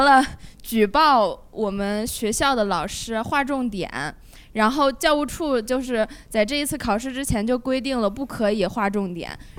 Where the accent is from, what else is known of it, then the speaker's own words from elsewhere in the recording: China; 对而且因为因为我作为一个中国人，然后世界我对世界的这些东西我不是很了解